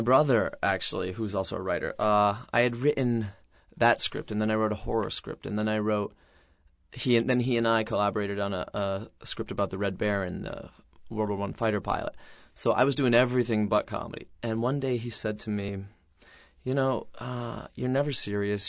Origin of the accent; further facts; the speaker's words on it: Mystic, Connecticut, United States; in Mystic, Connecticut, where I grew up